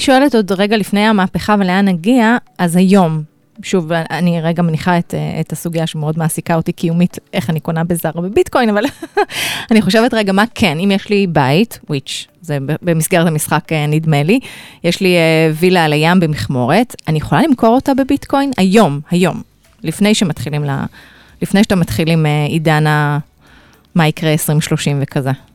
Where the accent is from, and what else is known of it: Israel